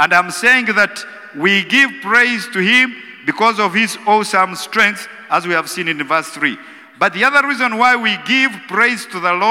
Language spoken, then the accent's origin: English; Western Region, Uganda; I come from Western Uganda